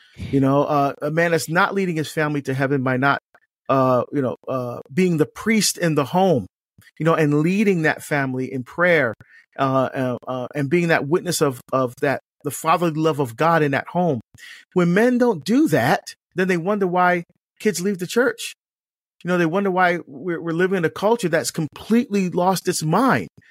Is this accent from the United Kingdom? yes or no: no; Barbados; now in United States; I was born in Barbados in the West Indies in, in the Southern Caribbean